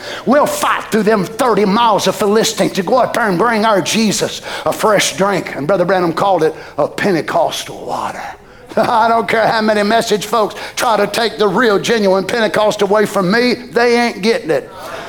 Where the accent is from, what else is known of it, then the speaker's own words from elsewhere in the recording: United States; As an American